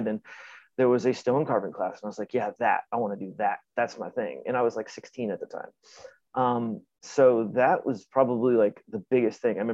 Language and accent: English; Virginia, United States; now in Baltimore, United States; I grew up in Virginia. So, you know, a couple hours from here, unless it's rush hour, in which case it's 5. But yeah, not too far. But yeah, kind of in the DC metro area